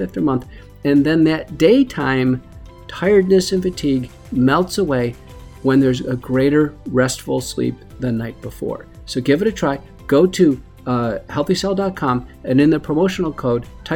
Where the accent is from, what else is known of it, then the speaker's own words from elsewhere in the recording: Buffalo, New York, United States; I grew up in Buffalo, New York.